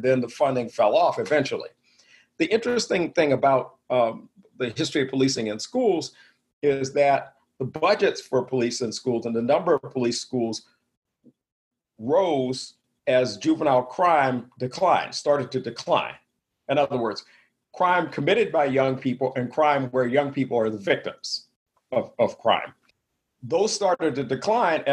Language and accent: English; the South, United States; I grew up in the South, graduated from high school in 1972